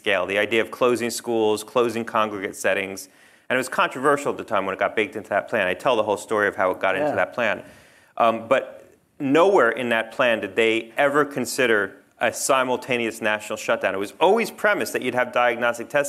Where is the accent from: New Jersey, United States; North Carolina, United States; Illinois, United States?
New Jersey, United States; now in Connecticut, United States; I grew up in New Jersey.